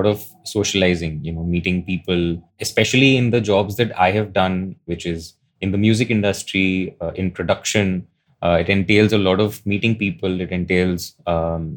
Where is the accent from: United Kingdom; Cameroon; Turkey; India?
India; Growing up in India